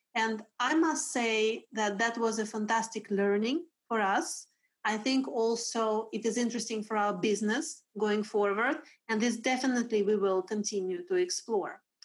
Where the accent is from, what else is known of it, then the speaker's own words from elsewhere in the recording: Russia; English is a second language; now in Sweden; I am originally from Russia, but I have been living in Sweden since 2002